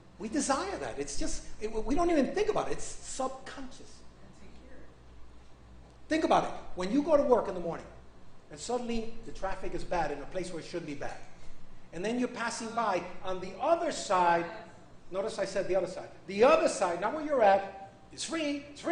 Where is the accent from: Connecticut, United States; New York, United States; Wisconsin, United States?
New York, United States; I'm a New Yorkerican. So I was raised in New York